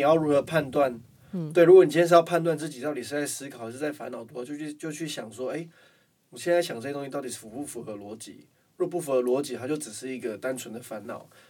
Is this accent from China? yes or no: no; Taiwan; 我们台湾人的思维里面